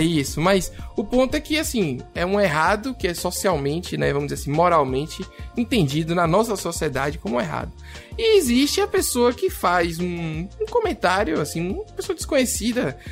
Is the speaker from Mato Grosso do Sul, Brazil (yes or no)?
no; Salvador, Bahia, Brazil; accent: baiano; eu sou de Salvador igual a Kaique, né, Kaique? Estamos aqui hoje cheio de sotaque baiano